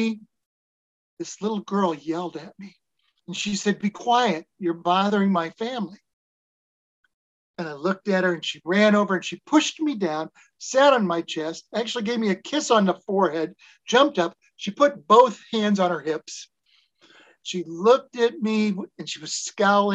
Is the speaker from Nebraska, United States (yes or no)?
yes; Nebraska, United States; moved away; I was from Nebraska